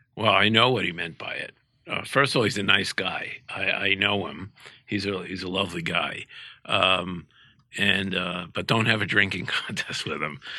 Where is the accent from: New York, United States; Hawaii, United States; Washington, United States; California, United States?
New York, United States; New York City; growing up in Brooklyn